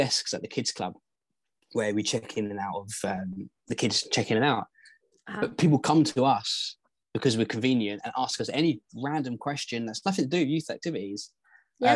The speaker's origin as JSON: {"language": "English", "region": "England", "country": "United Kingdom"}